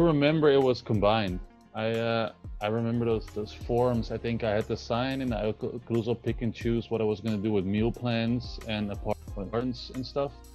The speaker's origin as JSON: {"language": "English", "town": "Amsterdam", "region": "North Holland", "country": "Netherlands", "also_born_or_lived": "Spain / California", "said": "I'm from Amsterdam, the Netherlands"}